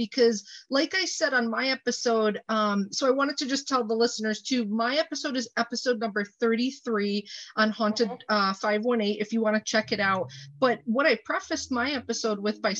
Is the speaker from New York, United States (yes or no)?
yes; Clifton Park, New York, United States; also born or lived in Albany, New York; I was born in Albany and grew up in Clifton Park